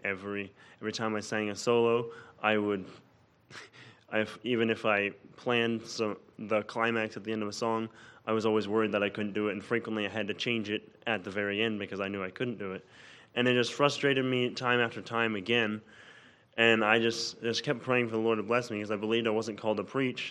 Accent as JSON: {"language": "English", "town": "Olive Branch", "region": "Mississippi", "country": "United States", "said": "I'm from Olive Branch, Mississippi"}